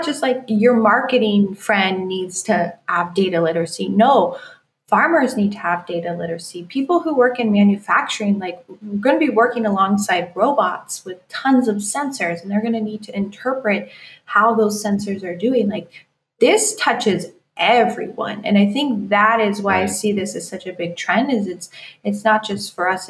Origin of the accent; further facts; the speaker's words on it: Iowa, United States; moved away; I grew up in Iowa